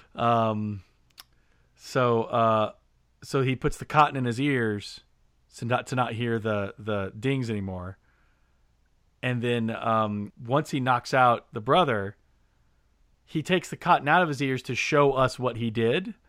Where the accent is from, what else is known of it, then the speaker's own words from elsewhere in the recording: Indiana, United States; growing up in Indiana, you know, everyone was hunters